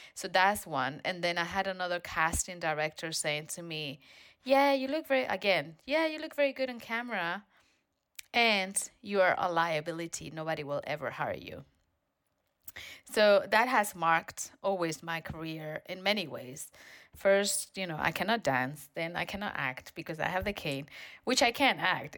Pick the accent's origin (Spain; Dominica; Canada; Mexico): Spain; now in United States; I'm from Spain originally.